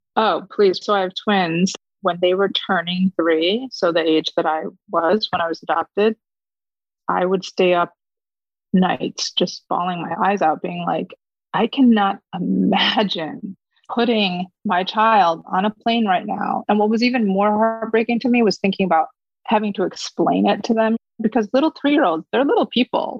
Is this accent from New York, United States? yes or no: yes; Fairport, New York, United States; first language Korean; English is a second language; also born or lived in Korea; I grew up in a suburb of Rochester, New York, which is upstate in a town called Fairport